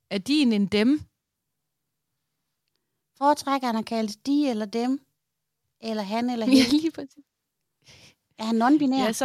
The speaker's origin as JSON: {"language": "Danish", "town": "Aarhus", "region": "Central Denmark Region", "country": "Denmark", "said": "er fordi ude i Aarhus Nord, der siger vi Kalaha."}